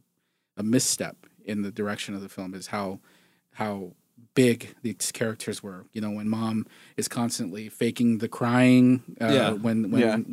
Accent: United States; I'm Native American. I'm Navajo and Apache.

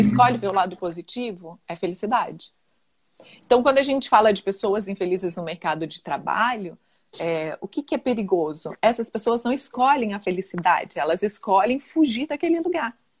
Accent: interior of Minas Gerais, Brazil; moved away; also born or lived in Rio de Janeiro; eu sou do interior de Minas e tinha ido para o Rio

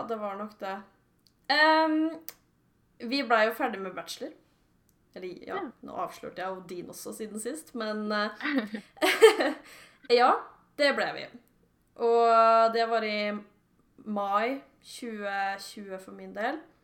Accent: Sørum, Akershus, Norway; now in Jessheim, Norway; Jeg er fra Sørum

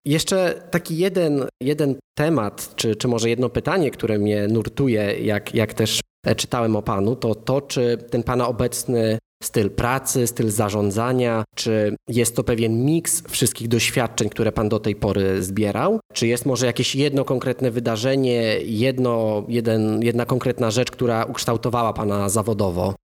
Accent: Piaseczno, Masovian Voivodeship, Poland; moved away as an adult; now in Copenhagen, Denmark; sam wychowałem się w Piasecznie

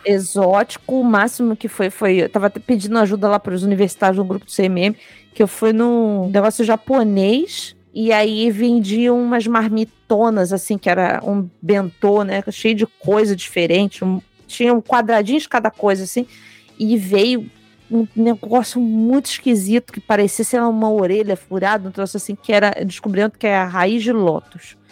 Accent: Brazil; Eu não sou italiano, sou só brasileiro

